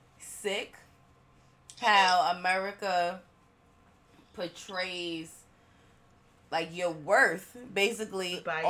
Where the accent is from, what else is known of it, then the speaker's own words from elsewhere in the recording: Philippines; And you come across an older Filipino man or woman, and you tell them, I'm Filipino too. They want to know how.